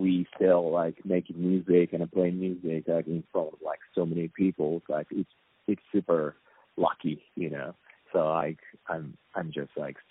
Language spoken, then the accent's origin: English; Japan; English is a second language